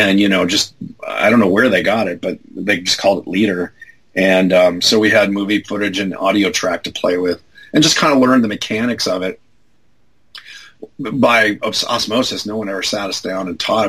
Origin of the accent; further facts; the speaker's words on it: Los Angeles, California, United States; I grew up in L.A. So I grew up in Van Nuys